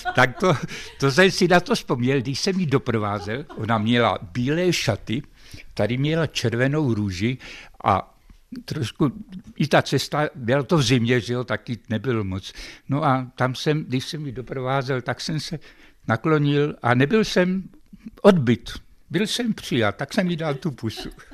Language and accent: Czech; Opatov, Vysočina Region, Czechia; já jsem byl z Opatova